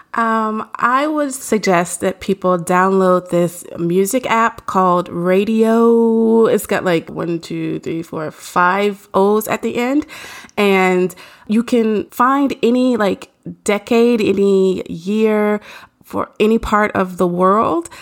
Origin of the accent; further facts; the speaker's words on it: Nashville, Tennessee, United States; I'm from Nashville